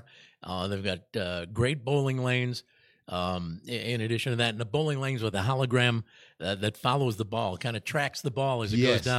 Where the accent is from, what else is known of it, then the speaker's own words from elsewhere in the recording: Chicago, Illinois, United States; I was from Illinois, from Chicago.